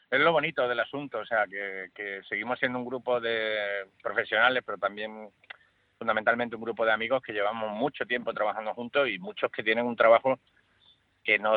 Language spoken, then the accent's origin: Spanish; Andalusia, Spain; premiar a un equipo que la mayor parte somos andaluces y, muchos vivimos en Sevilla que llevamos trabajando 20 años juntos.